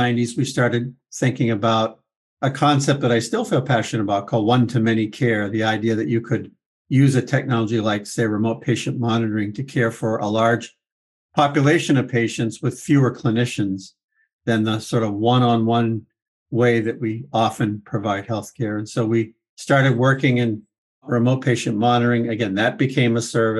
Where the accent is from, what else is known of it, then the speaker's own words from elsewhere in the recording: Vermont, United States; moved away as an adult; now in Boston, United States; I grew up in a small town in the state north of where I am now, Vermont.